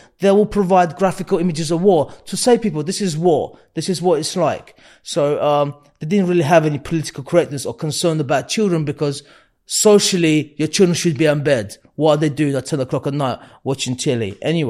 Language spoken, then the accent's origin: English; Baku, Azerbaijan; born there; So, I was born in 86 in Baku. It's the capital of Azerbaijan.